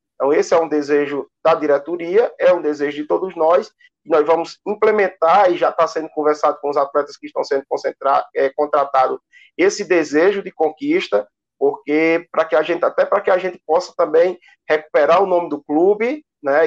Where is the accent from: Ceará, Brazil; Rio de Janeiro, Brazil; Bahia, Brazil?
Ceará, Brazil; Juazeiro do Norte; sou de Juazeiro, nasci e me criei assistindo treinos e jogos do ICASA